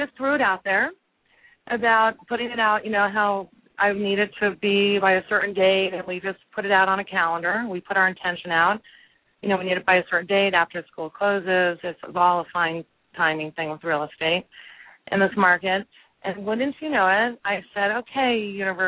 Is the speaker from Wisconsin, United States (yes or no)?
no; California, United States; moved away; I'm from California.